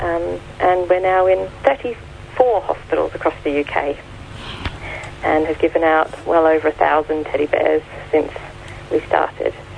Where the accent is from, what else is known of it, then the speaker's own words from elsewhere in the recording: Australia; accent: Australian; moved away as an adult; now in United Kingdom; I don't know if you can hear from my accent, I'm Australian.